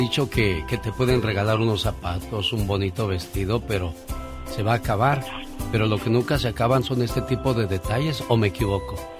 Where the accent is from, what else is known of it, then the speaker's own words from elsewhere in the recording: Parral, Chihuahua, Mexico; moved away; un día salí de Parral, Chihuahua, pero Parral, Chihuahua nunca salió de mí